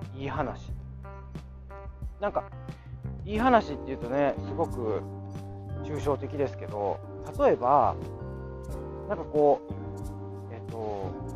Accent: Kansai, Japan; accent: Kansai-ben; 私のそのあの関西弁

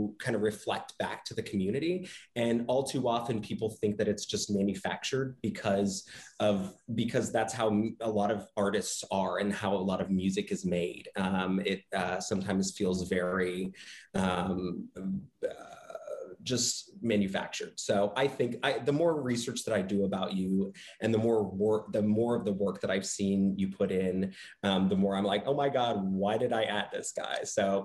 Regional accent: the South, United States; also born or lived in Panama City, Florida / Tulsa, Oklahoma; now in Georgia, United States; growing up as a man from the South, I was born in Panama City, Florida, lived in Tulsa, Oklahoma in middle school

